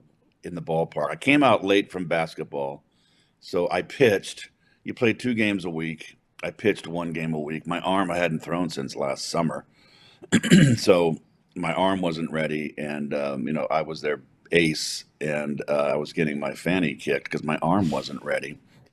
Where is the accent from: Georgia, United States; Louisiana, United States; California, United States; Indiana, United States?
California, United States; San Francisco; moved away; basically, we grew up in San Francisco.